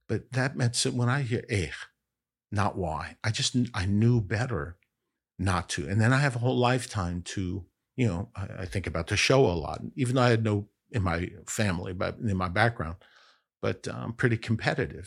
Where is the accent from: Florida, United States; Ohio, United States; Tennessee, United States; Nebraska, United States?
Ohio, United States; Bexley; now in Chicago, United States; I grew up in Bexley, Ohio, Columbus, Ohio, Central Ohio